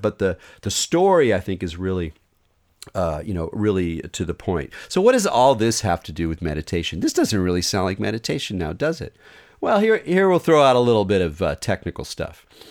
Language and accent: English; Southern California, United States; I grew up in Southern California